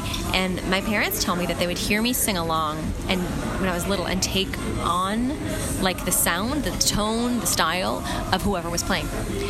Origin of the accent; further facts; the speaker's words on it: New York, United States; People are like, where'd you grow up? Like, I thought you grew up in New York. I said, I did.